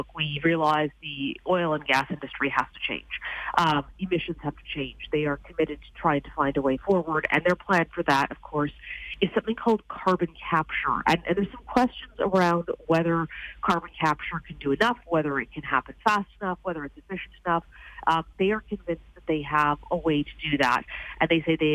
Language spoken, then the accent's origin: English; Alberta, Canada; now in Ontario, Canada; I'm here in Ontario, but I'm from Alberta